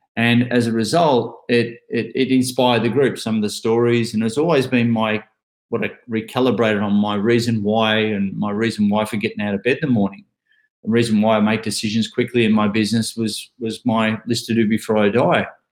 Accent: Ocean Grove, Victoria, Australia; I'm from a little town called Ocean Grove. That's where I currently am

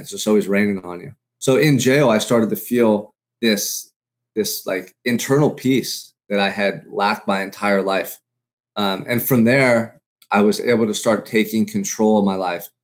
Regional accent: Santa Barbara, California, United States; Growing up in Santa Barbara, for me, has been, like, paradise

